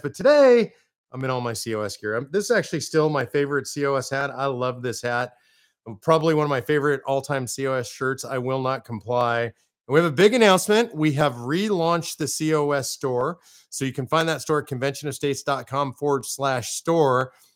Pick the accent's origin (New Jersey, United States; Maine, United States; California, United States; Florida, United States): California, United States; moved away as an adult; now in Texas, United States; I come from California originally